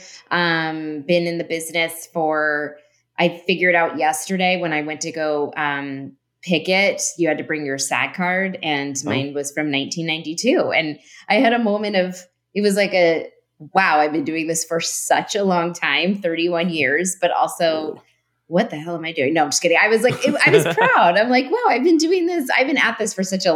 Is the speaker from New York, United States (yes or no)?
no; San Francisco, California, United States; I grew up in San Francisco